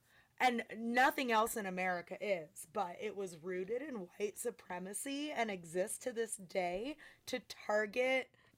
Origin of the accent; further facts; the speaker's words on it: Midwest, United States; I'm from the Midwest.